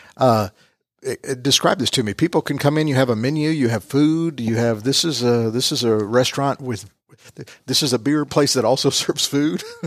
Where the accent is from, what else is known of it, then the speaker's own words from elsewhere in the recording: United States; accent: American; my American accent